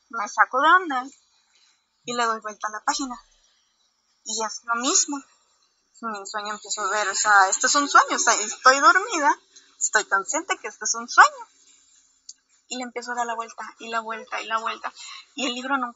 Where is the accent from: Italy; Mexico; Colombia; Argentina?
Mexico; Veracruz; soy de Veracruz y las noches son súper calurosas.